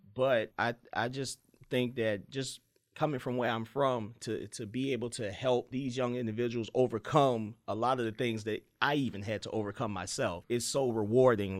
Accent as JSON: {"language": "English", "town": "Petersburg", "region": "Virginia", "country": "United States", "tie": "born or raised there", "said": "I grew up in Petersburg"}